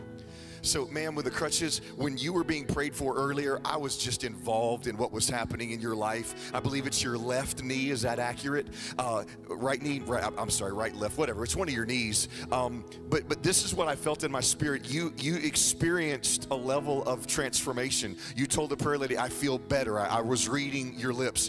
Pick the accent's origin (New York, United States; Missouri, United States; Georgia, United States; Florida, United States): Florida, United States; Jacksonville; my wife Jennifer. We're from Jacksonville, Florida